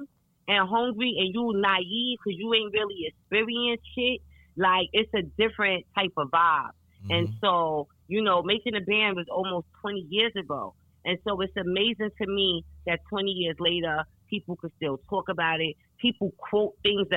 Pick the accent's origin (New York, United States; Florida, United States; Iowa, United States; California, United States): New York, United States; New York City; I'm from New York City. I've been walking my whole life